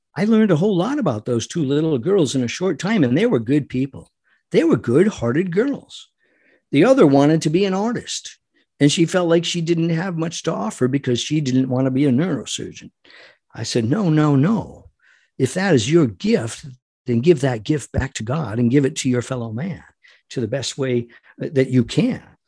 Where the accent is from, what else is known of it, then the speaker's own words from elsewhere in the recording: United States; We as American patriots